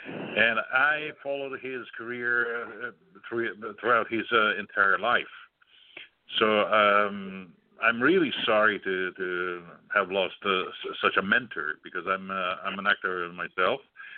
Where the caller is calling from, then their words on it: Switzerland; Yes, I am calling from Switzerland.